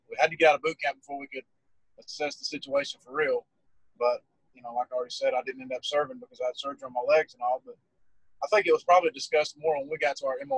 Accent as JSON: {"language": "English", "region": "Alabama", "country": "United States", "said": "I picked for my duty station to be East Coast naturally because I'm from Alabama."}